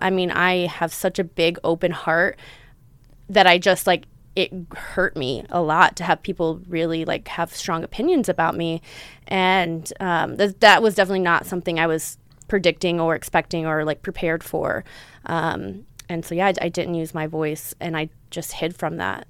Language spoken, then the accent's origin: English; Texas, United States; also born or lived in Southern California; now in Los Angeles, United States; growing up in Texas, growing up in the South, growing up in the Bible Belt